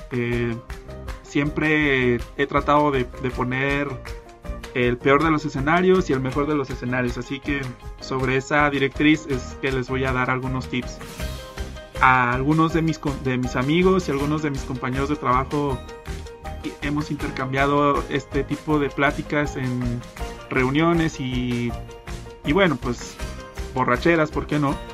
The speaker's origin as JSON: {"language": "Spanish", "country": "Mexico", "said": "estoy en Guadalajara, Jalisco, México, el mejor país de toda Latinoamérica, siendo que yo soy mexicano obviamente."}